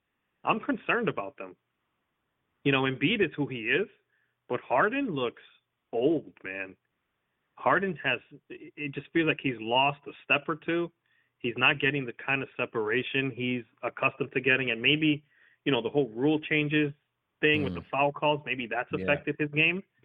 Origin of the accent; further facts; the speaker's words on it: New York, United States; I'm a New Yorker